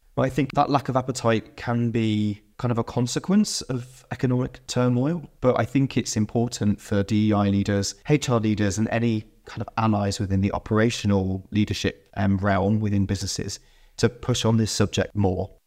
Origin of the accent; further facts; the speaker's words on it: United Kingdom; I grew up in the United Kingdom and went to school in the United Kingdom in the nineteen nineties and early two thousands.